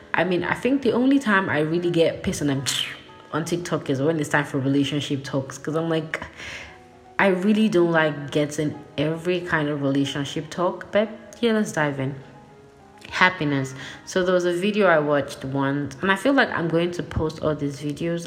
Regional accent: Nigeria; I'm Nigerian

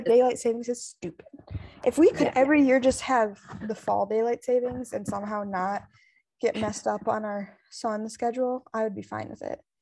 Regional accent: United States; moved away as an adult; now in Poland; I'm an American

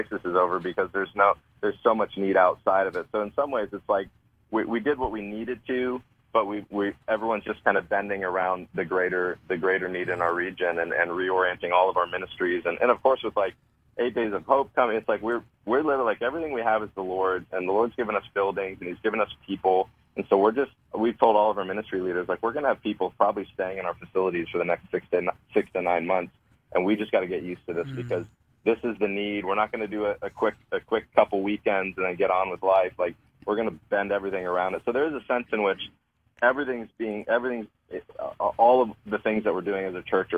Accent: Sanibel, Florida, United States; My family and I grew up on Sanibel

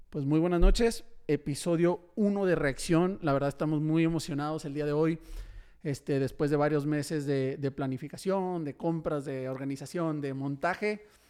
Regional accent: Tijuana, Baja California, Mexico; now in Monterrey, Mexico; yo soy de Tijuana

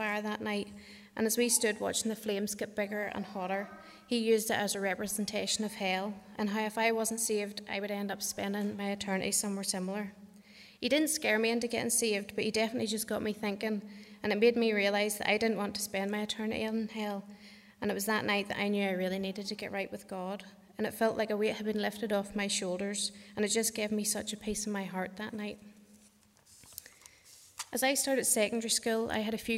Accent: Kells, Northern Ireland, United Kingdom; I grew up outside Kells, with my mum, dad and three brothers.

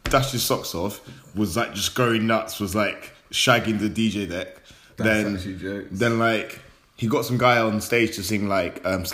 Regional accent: London, United Kingdom; we're from London.

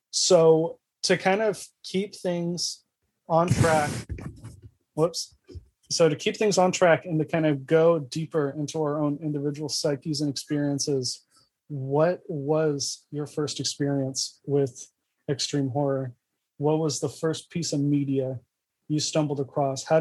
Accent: United States

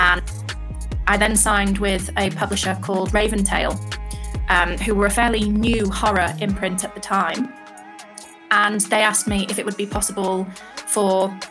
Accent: United Kingdom; So I live in Britain, obviously. I'm British

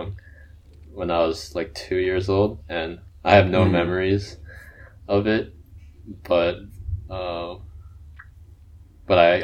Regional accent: Shanghai, China; moved away; I grew up in Shanghai, China

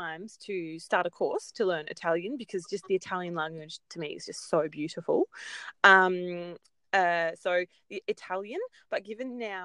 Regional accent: Coffs Harbour, New South Wales, Australia; accent: Aussie; I grew up on the coast, so I grew up in Coffs Harbour

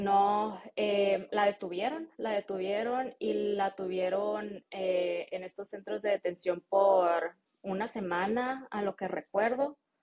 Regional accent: Jalisco, Mexico; first language Spanish; moved away as an adult; also born or lived in Salinas, California, United States; now in United States; a mí me tocó crecer en México. Entonces yo siempre he dicho que soy mexicana.

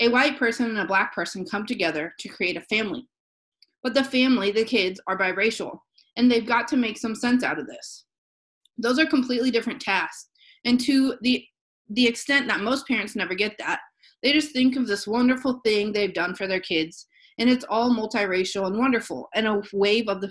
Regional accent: Southern Illinois, United States; I grew up in Southern Illinois in a pretty conservative area

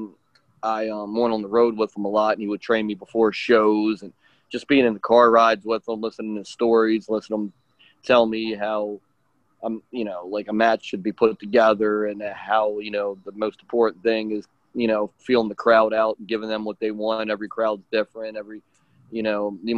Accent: Baltimore, Maryland, United States; I grew up in Baltimore, Maryland, in the United States

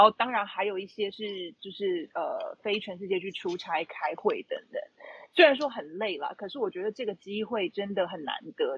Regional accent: Taipei, Taiwan; moved away as an adult; also born or lived in Beijing, China / Shanghai, China; 我此刻是在台北，就是我的，我的故乡 台北

